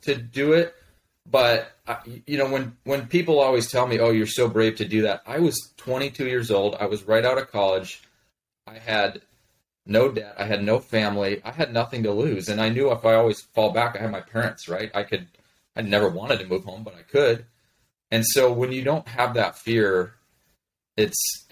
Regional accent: Chicago, Illinois, United States; moved away as an adult; also born or lived in Colorado / Montana; I was born in Colorado, but moved to the suburbs of Chicago when I was in first grade and stayed there all the way through the end of high school.

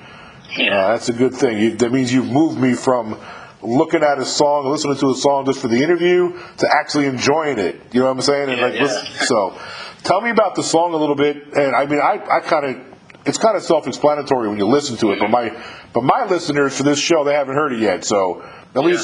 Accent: New York, United States; moved away as an adult; also born or lived in California; I was raised about 30 minutes away from you in New York

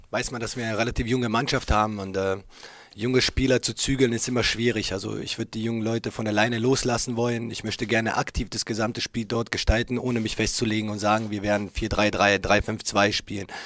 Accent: Berlin, Germany; jeder, der mich kennt, ich bin hier in der Stadt geboren. Äh, diese Stadt, äh, dieser Verein bedeuten natürlich für mich viel mehr als nur Arbeitgeber, habe ich gesagt. Und äh, ich kenne uns Berliner alle.

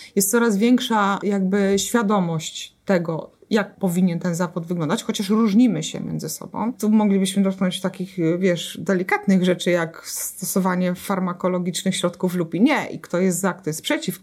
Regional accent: Jarocin, Greater Poland, Poland; w mojej miejscowości, w której e, się urodziłam, dorastałam, czyli w Jarocinie

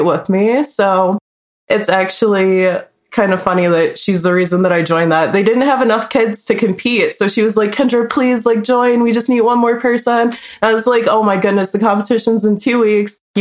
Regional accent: Detroit, Michigan, United States; now in Las Vegas, United States; I'm from Detroit, Michigan. I'm living in Las Vegas right now.

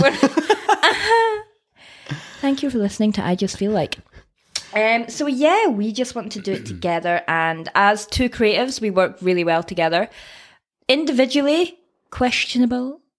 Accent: Scottish Borders, near Berwick-upon-Tweed, Scotland, United Kingdom; accent: Scottish; I am from Scotland. Can you tell by the accent? Originally from the Scottish borders, a little town near, uh, Berwick.

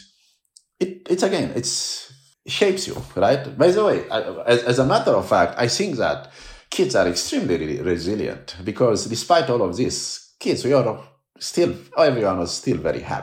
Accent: Romania; moved away as an adult; now in United States; growing up in Romania

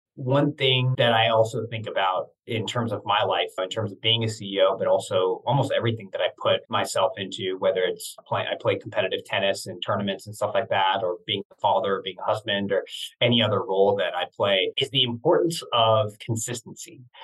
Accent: Santa Cruz, California, United States; also born or lived in East Coast; now in San Francisco, United States; I grew up in Santa Cruz, California, Northern California

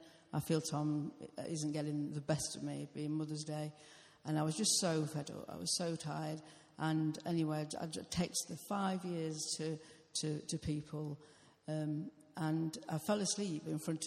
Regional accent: United Kingdom; I'm British.

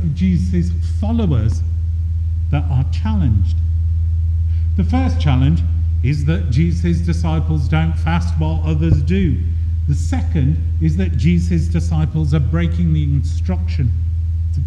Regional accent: Birmingham, West Midlands, United Kingdom; I was born and brought up in Birmingham in the 1970s

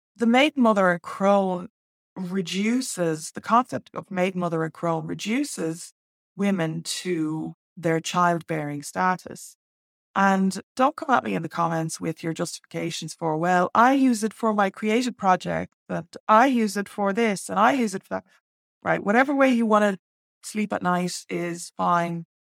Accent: Ireland

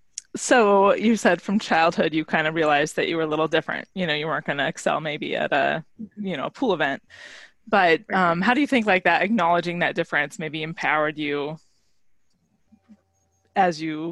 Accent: Colorado, United States; moved away; I grew up in Colorado, in Landlocked Colorado

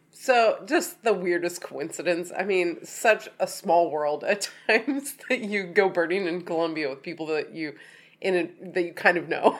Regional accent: Oregon, United States; we're from Oregon

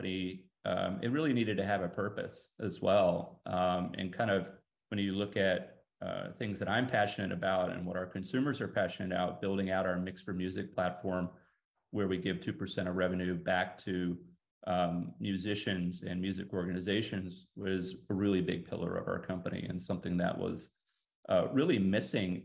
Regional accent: Texas, United States; since I was a young guy growing up in Texas

